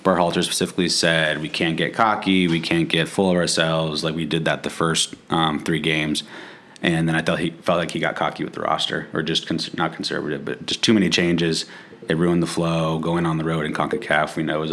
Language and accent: English; Pittsburgh, Pennsylvania, United States; I'm from Pittsburgh